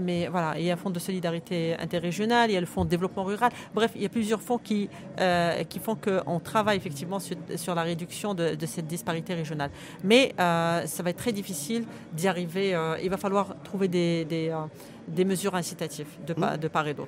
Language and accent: French; Guelmim-Oued Noun, Morocco; J'appartiens à ma région natale